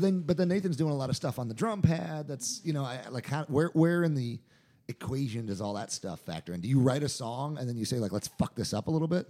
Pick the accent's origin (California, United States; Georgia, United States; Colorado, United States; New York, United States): New York, United States; I'm from New York and my wife's a Jew